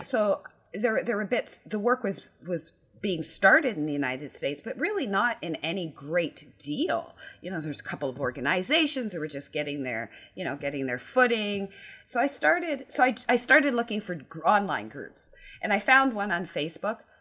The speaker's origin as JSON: {"language": "English", "country": "Canada", "said": "I am Canadian."}